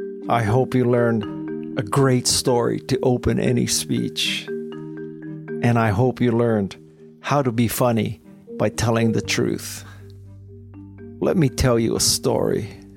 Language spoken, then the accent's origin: English; United States; also born or lived in San Francisco; I'm third generation Japanese American.